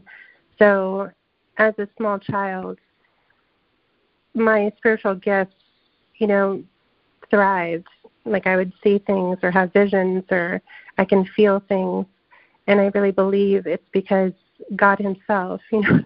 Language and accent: English; California, United States; I grew up in California, and it's very different than the South